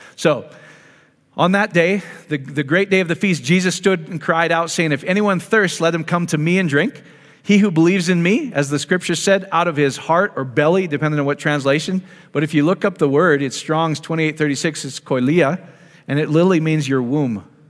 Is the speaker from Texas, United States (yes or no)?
no; Iowa, United States; I grew up in Iowa